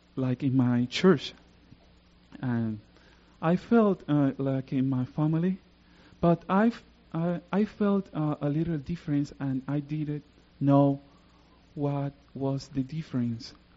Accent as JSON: {"language": "English", "country": "Puerto Rico", "second_language": "English", "said": "I come from Puerto Rico. I live in the south part of Puerto Rico."}